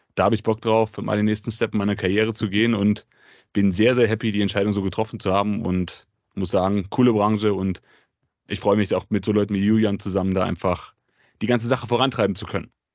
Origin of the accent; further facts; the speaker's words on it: Leipzig, Saxony, Germany; komme aus der wunderschönen Stadt Leipzig, bin eigentlich schon immer Leipziger gewesen, habe auch hier studiert